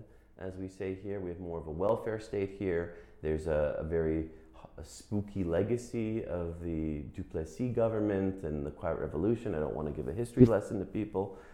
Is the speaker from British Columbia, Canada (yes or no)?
no; Montreal, Quebec, Canada; I'm a Quebecer, okay? I'm English speaking